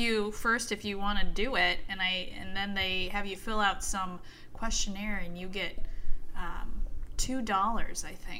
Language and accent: English; Iowa City, Iowa, United States; moved away; I'm from Iowa City.